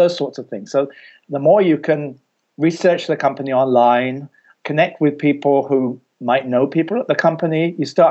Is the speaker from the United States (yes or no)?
no; England, United Kingdom; I'm from England and my degree is not from Cleveland